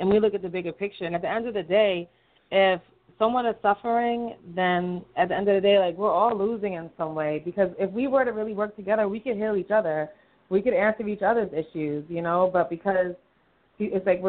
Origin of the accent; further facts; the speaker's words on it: New York City, New York, United States; Brooklyn, from New York